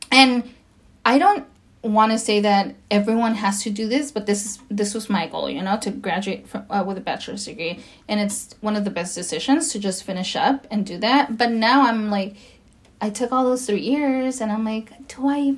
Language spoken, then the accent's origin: English; Mexico; now in United States; I am Latina. I am Spanish uh, speaking. You know, like I I come from Mexico and I'm an immigrant and you know, I I'm American as well.